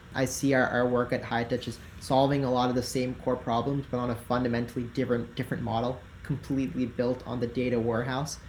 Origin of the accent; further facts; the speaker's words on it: Tennessee, United States; now in San Francisco, United States; I'm from Tennessee, so I'm from from the southeast.